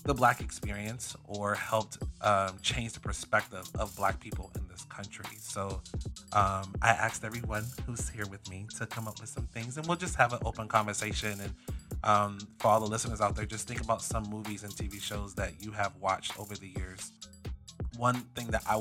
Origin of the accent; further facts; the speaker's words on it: Florida, United States; I grew up in Florida